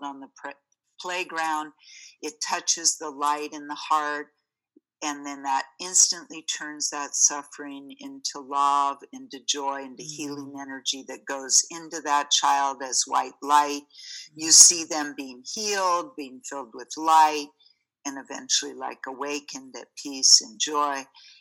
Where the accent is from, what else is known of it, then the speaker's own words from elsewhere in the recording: United States; growing up in the States